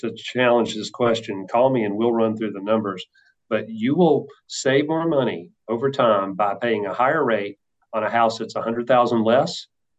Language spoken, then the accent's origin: English; the South, United States; Yeah. I love barbecue. I am from the South. Mm-hmm. So I love barbecue.